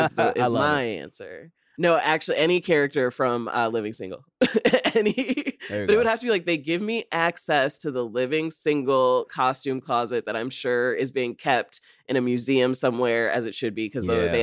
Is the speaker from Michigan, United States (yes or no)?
no; Rockford, Illinois, United States; Oh, yeah. I'm from Rockford. So for me, I like grew up like around the corner from where they practiced.